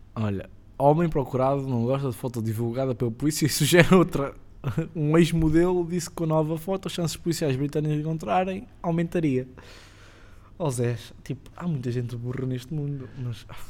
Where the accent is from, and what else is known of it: Cascais, Lisbon, Portugal; born or raised there